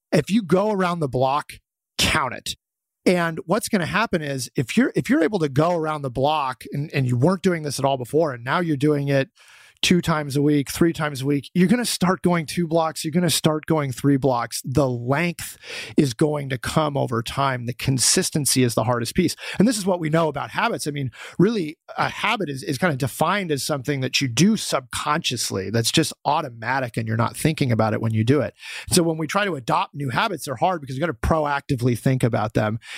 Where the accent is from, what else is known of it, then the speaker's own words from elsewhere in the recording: Boulder, Colorado, United States; I'm from Boulder, Colorado